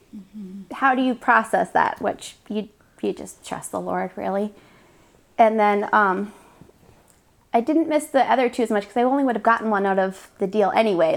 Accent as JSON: {"language": "English", "country": "Canada", "moved": "yes", "said": "I'm Canadian, so we go up to Canada to visit my family for Canadian Thanksgiving"}